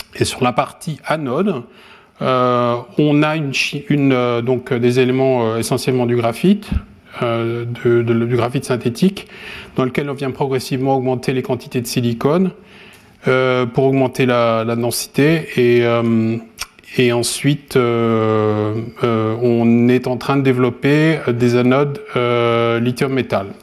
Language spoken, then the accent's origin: French; France; moved away; also born or lived in Japan / Sweden; je suis français